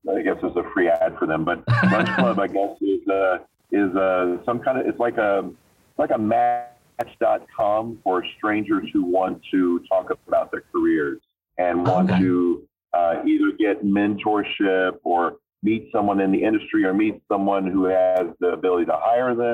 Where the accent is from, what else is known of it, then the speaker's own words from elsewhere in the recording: Florida, United States; accent: southern twang; I'm from Florida, and when I was growing up as a, as a boy, I would very frequently say things like, "Oh, I got an idea," you know, so there was a little twang, you know, a little little southern thing